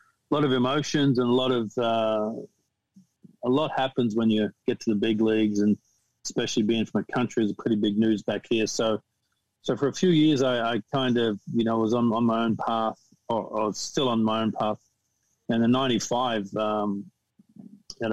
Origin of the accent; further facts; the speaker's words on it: Australia; moved away as an adult; also born or lived in United States; growing up in Australia